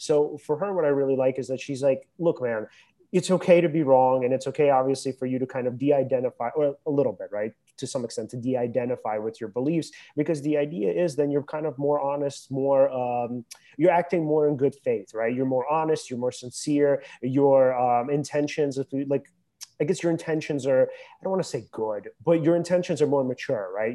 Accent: United States; I live in America.

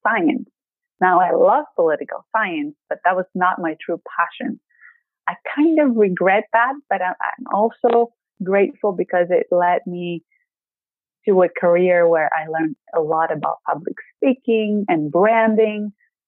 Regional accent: Greece; English is a second language; moved away as an adult; now in Maryland, United States; I'm coming from Greece

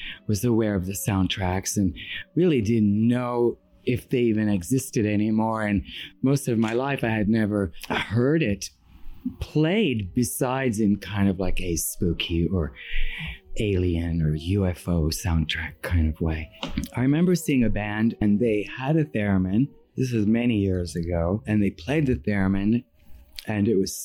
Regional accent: Iran; moved away; And I was raised in Iran and I'm Armenian

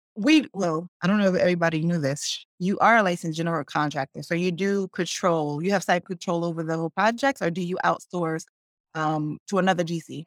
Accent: Newark, New Jersey, United States; also born or lived in Brooklyn, New York; I grew up in Newark

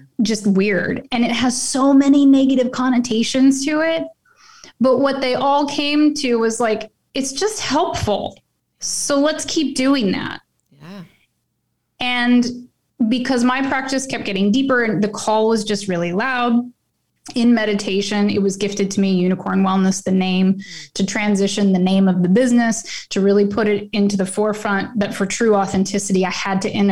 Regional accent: Oklahoma, United States; moved away; I'm originally from Oklahoma

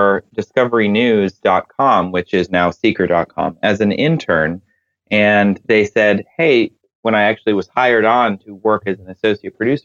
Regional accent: Midwest, United States; I grew up in the Midwest, in the U.S.

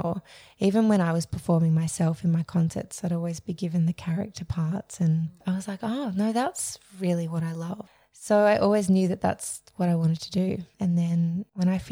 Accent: Melbourne, Victoria, Australia; I was born in Melbourne. I grew up in Mount Waverley.

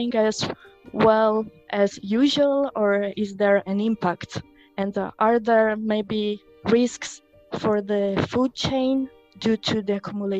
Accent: Rome, Lazio, Italy; moved away as an adult; also born or lived in Switzerland; now in Limerick, Ireland; I come from Italy, where I started my studies in biology

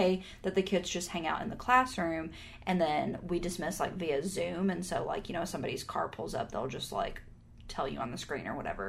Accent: Texas, United States; we're from Texas.

